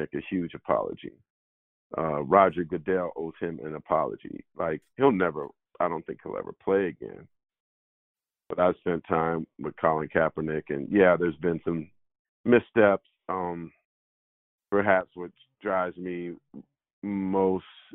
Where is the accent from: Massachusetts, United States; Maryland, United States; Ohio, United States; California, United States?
California, United States; San Jose; when I was growing up in San Jose